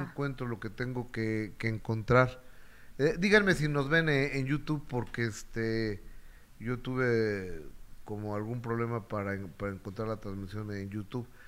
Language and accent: Spanish; Mexico City, Mexico; El único chilango éramos eh, un amigo del Senado, Franco eh, eh, Francisco Bracamontes, y mi esposa y yo